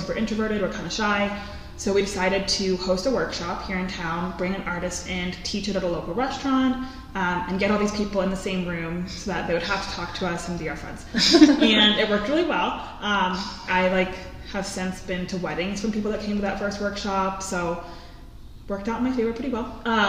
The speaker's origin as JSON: {"language": "English", "region": "East Coast", "country": "United States", "lives_now": "Tucson, United States", "said": "I'm originally from the East Coast, and I stayed in Tucson"}